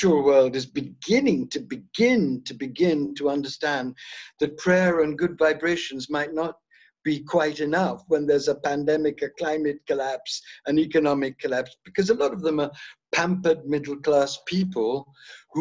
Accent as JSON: {"language": "English", "region": "South India", "country": "India", "tie": "born or raised there", "said": "I was born in South India."}